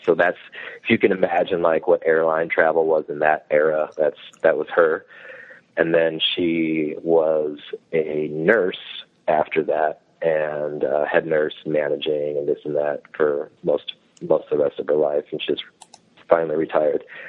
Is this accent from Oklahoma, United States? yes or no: no; Strongsville, Ohio, United States; also born or lived in Brunswick, Ohio; I grew up in Strongsville, went went to high school there, and then uh, I live now in a town called Brunswick, which is like ten minutes south